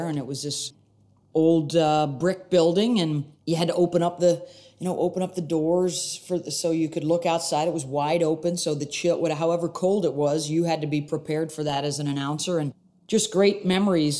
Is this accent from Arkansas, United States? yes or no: no; Syracuse, New York, United States; I grew up in Syracuse, New York